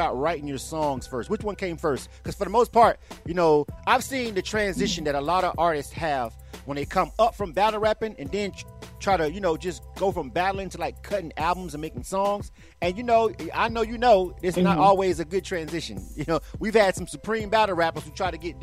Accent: the South, United States; I'm from the South, more laid back.

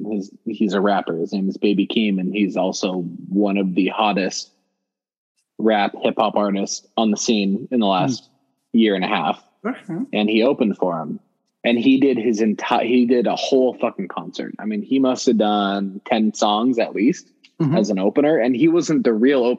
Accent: Compton, California, United States; growing up in Compton

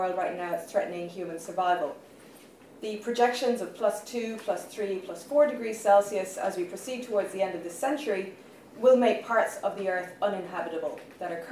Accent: Australia; now in Ireland; I'm an Australian citizen

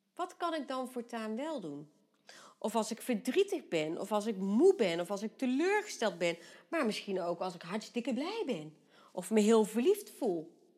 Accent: Vught, North Brabant, Netherlands; bij ons in Vught

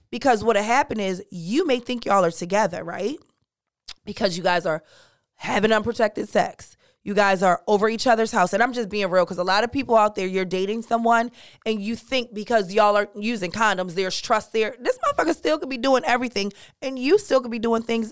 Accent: Jamaica; I'm Jamaican

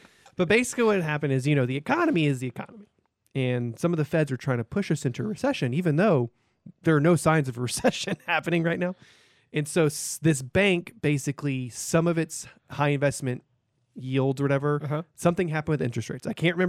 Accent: East Texas, United States; growing up in East Texas, where we're all Southern Fire Brimstone Baptist and Catholics are the devil.

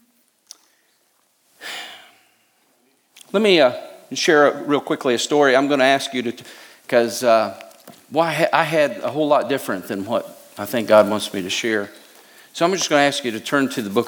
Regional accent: United States; I love America. I'm American. I was raised to be a patriot.

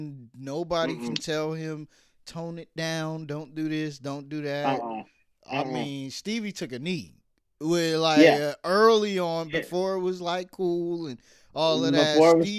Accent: New York, United States; And I'm from New York originally, but moved all over.

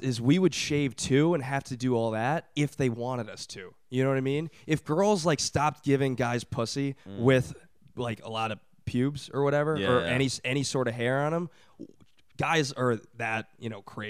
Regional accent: Brooklyn, New York, United States; I'm from Brooklyn, born and raised here.

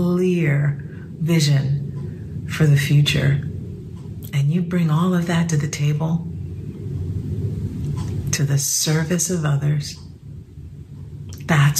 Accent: New York City, New York, United States; I grew up in the Bronx, the daughter of proud Cuban immigrants

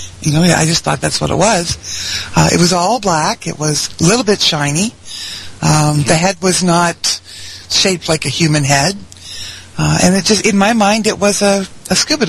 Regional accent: Ravenswood, West Virginia, United States; moved away as an adult; also born or lived in Point Pleasant, West Virginia; now in Toronto, Canada; I was born in Point Pleasant because there wasn't a hospital in Ravenswood

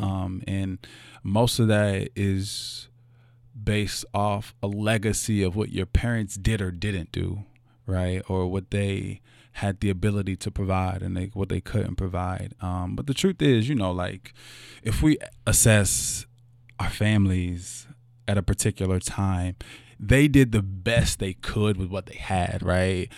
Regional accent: Louisville, Kentucky, United States; I was born here in Louisville, Kentucky, in, uh, in the West End. Um, my mother still lives there

